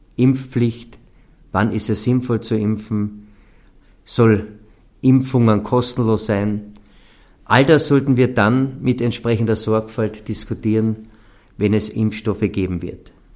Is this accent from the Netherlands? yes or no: no; Carinthia, Austria; bei uns in Kärnten